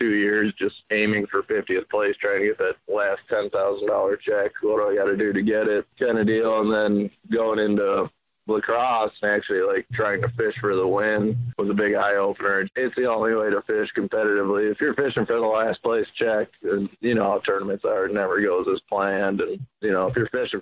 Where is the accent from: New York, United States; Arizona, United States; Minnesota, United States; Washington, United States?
Minnesota, United States; Growing up in Minnesota